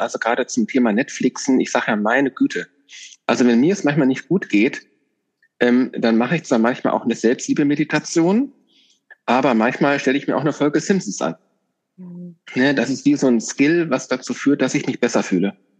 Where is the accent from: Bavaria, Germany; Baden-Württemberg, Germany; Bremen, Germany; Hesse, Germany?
Hesse, Germany; Northern; moved away; ich kenne das aus meiner alten Heimat, ich bin in Nordhessen aufgewachsen, ganz ländlich